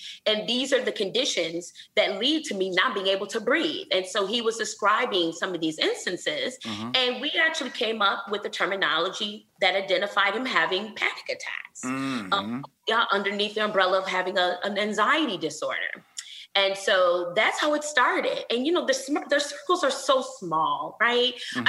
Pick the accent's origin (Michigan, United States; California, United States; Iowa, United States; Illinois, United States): Michigan, United States; Flint; I'm from Flint, Michigan.